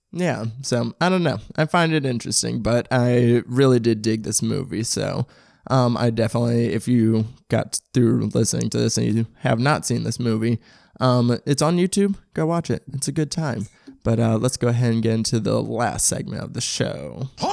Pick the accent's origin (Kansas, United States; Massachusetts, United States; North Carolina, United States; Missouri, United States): Missouri, United States; St. Louis; I'm from St. Louis. I'm from oh, um, South County